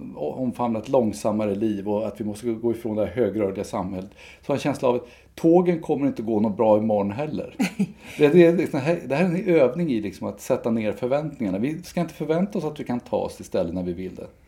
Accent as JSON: {"language": "Swedish", "town": "Enköping", "region": "Uppsala County", "country": "Sweden", "tie": "born or raised there", "said": "kyrkan i Enköping där jag växte upp"}